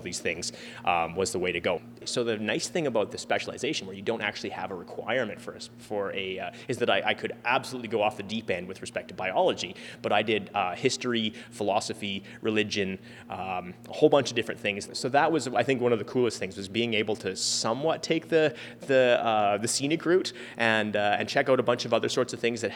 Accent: Edmonton, Alberta, Canada; So I grew up here in Edmonton, in my own backyard

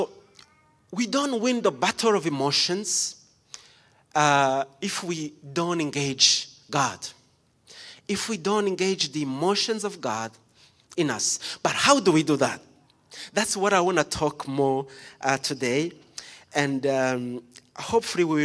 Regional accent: Rwanda; moved away; I was born in Rwanda

